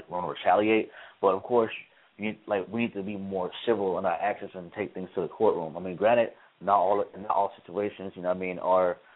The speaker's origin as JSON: {"language": "English", "town": "Chicago", "region": "Illinois", "country": "United States", "tie": "born or raised there", "lives_now": "Tallahassee, United States", "said": "live here in Tallahassee, born and raised in Chicago, live in Tallahassee for school."}